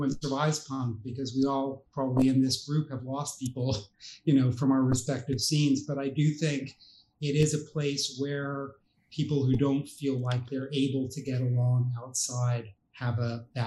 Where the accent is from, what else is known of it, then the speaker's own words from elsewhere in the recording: New York, United States; I grew up in New York